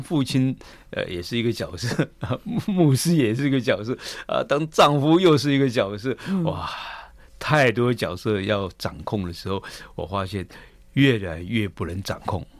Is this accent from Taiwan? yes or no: yes; Keelung, Taiwan; 我们本身是在基隆市区长大的